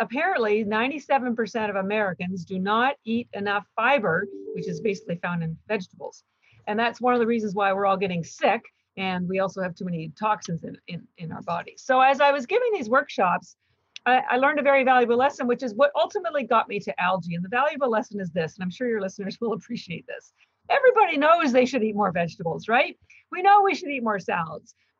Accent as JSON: {"language": "English", "country": "Canada", "moved": "as an adult", "lives_now": "Boston, United States", "said": "I'm actually Canadian, although I've lived in Boston, Massachusetts for 33 years"}